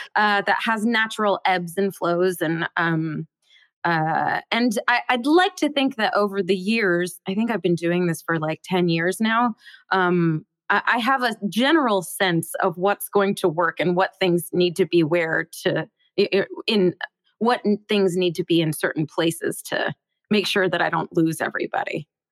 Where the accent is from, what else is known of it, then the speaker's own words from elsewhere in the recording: Bellevue, Washington, United States; I grew up in Seattle, well, just outside of Seattle in Bellevue, Washington